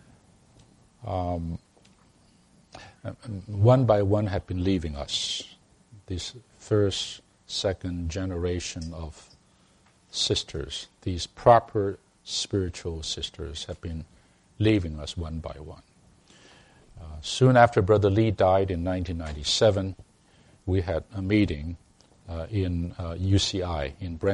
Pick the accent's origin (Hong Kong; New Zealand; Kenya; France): Hong Kong; moved away; I came from Hong Kong